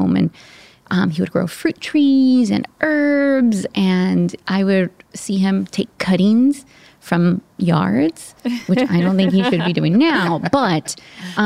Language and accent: English; South Gate, California, United States; growing up in Southgate, California, in Southern California